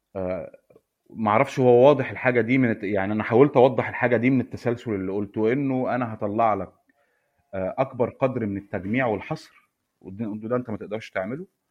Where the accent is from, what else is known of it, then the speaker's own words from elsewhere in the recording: Egypt; عندنا في مصر